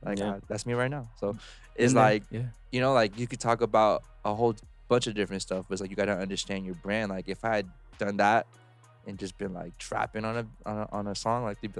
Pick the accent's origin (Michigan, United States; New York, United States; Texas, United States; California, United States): California, United States; Covina; I grew up in Covina